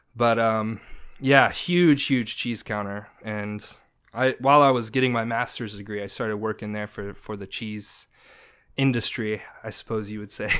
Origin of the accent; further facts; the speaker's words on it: Indiana, United States; moved away; I grew up in Indiana, so not New York